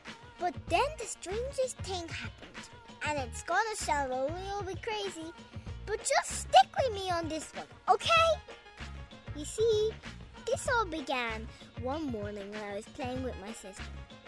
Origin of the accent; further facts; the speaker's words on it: Dublin, Leinster, Ireland; born there; now in Cavan, Ireland; Right now, I live in Cavan, but I was born and lived in Dublin until I was 3.